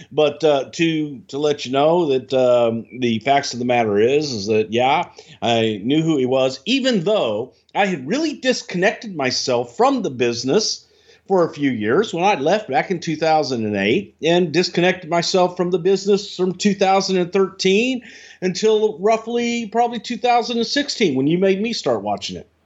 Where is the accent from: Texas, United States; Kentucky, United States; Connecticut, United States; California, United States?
Texas, United States; I'm from Texas